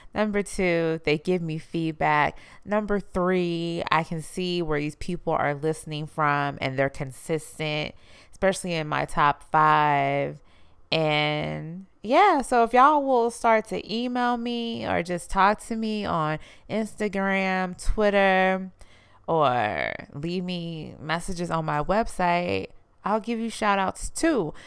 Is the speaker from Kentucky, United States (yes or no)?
no; Houston, Texas, United States; I'm from Houston, you know, I'm from Texas